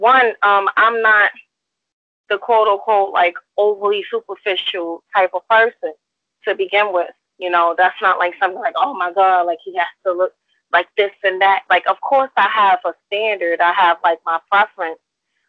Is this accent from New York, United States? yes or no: yes; New York City, New York, United States; I'm from New York City